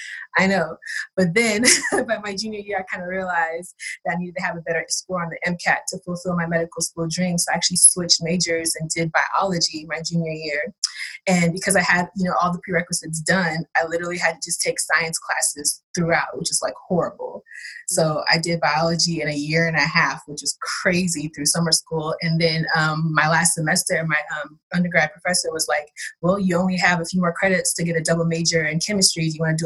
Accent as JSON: {"language": "English", "town": "Ugep", "region": "Cross River", "country": "Nigeria", "tie": "born or raised there", "lives_now": "United States", "said": "I was born in Nigeria. And you know how it takes a long time to get your paperwork and everything straight. So going back as an adult was a completely different story because my village where I'm from at Cross River State is very, very rural."}